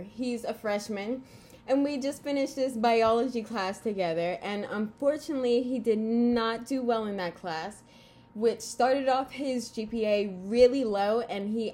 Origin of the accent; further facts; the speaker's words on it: Florida, United States; I'm 19 from Florida